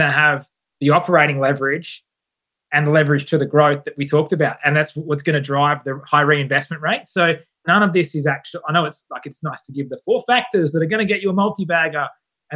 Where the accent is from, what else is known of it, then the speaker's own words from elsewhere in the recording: Perth, Western Australia, Australia; I'm from Scarborough in Perth